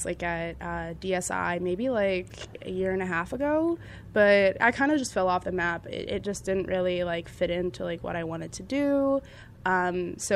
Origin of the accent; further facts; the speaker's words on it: Northern Virginia, United States; I'm from Northern Virginia